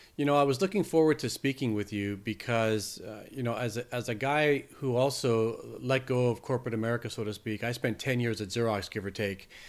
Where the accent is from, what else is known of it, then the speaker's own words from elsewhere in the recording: Canada; I'm Canadian